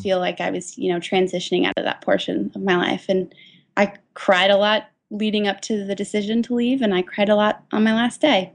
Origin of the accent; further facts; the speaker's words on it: Seattle, Washington, United States; I'm from Seattle, uh, so I went to the University of Washington